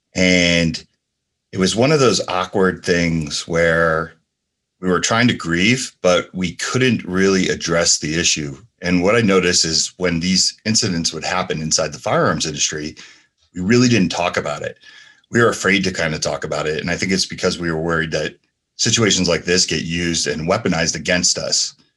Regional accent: Asbury Park, New Jersey, United States; also born or lived in San Francisco, California; now in Las Vegas, United States; I grew up in New Jersey and, uh, you know, Asbury Park, New Jersey, and San Francisco, California

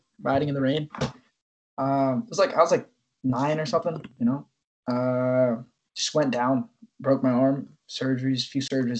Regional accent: New York City, New York, United States; also born or lived in Long Island, New York; We grew up in New York. Like, I moved to the city. We moved to Long Island like 3 years ago, 4 years ago. We lived in the city before, Upper East Side.

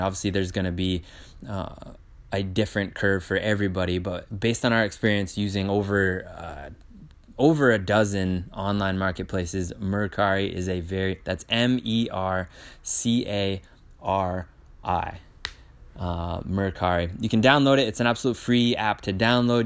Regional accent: Maine, United States; we are from Maine, which is in the United States

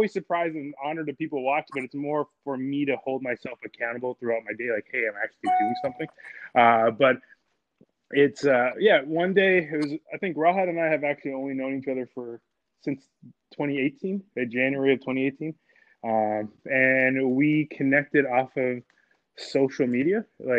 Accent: Toronto, Ontario, Canada; also born or lived in Montana; now in Philadelphia, United States; I am a Canadian. I'm from Toronto, Canada. I did school out there.

